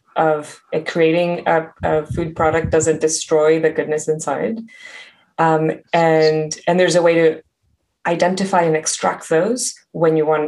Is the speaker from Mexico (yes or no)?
yes; Mexico; moved away; I grew up in Mexico